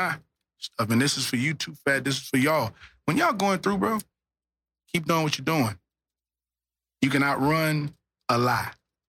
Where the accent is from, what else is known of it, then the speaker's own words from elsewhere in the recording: Louisiana, United States; I'm from Louisiana.